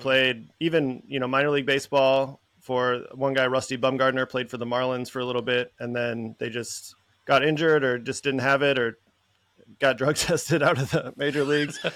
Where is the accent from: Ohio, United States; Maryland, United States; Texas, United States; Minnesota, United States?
Minnesota, United States; moved away as an adult; also born or lived in San Francisco; growing up in Minnesota